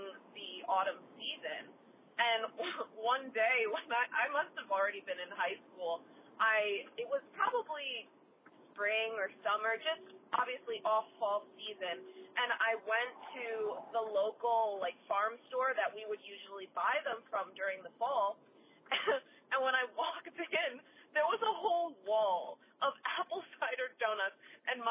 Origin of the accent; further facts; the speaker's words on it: New Jersey, United States; where I grew up in New Jersey.